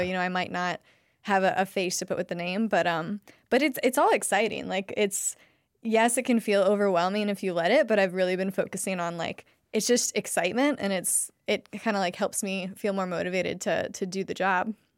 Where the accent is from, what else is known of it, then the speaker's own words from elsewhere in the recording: Ohio, United States; moved away as an adult; now in Asheville, United States; I'm from Ohio.